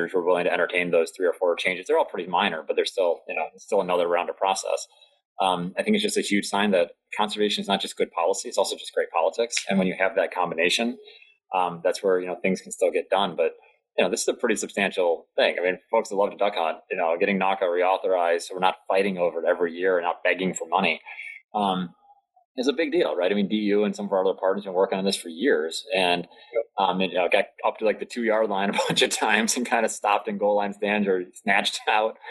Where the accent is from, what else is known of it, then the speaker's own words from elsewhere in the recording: Delaware, United States; my home state of Delaware